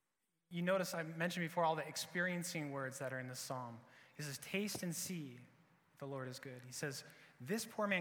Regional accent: Iowa, United States; I'm from Iowa

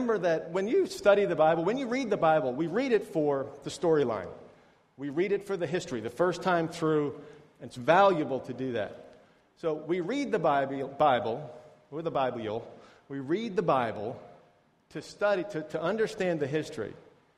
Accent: United States; moved away; I'm from America.

